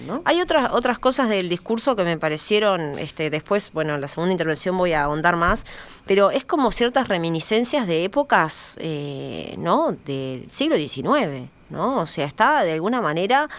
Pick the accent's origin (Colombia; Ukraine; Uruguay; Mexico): Uruguay; a mí como uruguaya